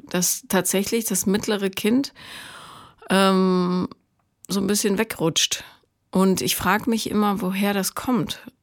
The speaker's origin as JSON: {"language": "German", "region": "Rhineland", "country": "Germany", "tie": "born or raised there", "said": "Ich äh, bin da im Rheinland groß geworden"}